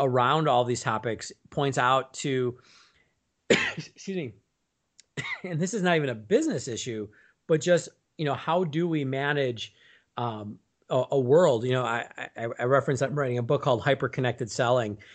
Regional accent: Milwaukee, Wisconsin, United States; moved away as an adult; now in Chicago, United States; I grew up in Milwaukee, Wisconsin

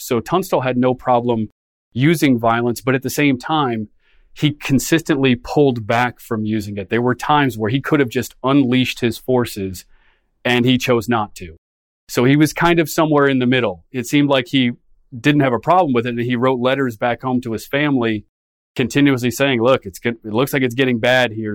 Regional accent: Des Moines, Iowa, United States; I grew up in Des Moines, Iowa

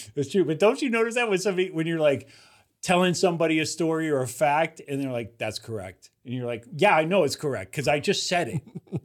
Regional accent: Youngstown, Ohio, United States; moved away; my hometown of Youngstown, Ohio

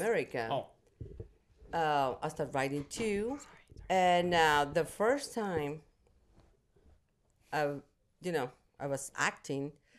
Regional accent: Mexico City, Mexico; moved away; I'm from Mexico City

